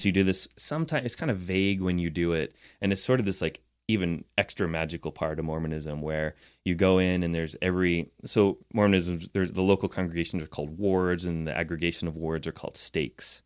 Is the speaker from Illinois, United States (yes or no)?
no; Utah, United States; also born or lived in Arizona; was raised in Utah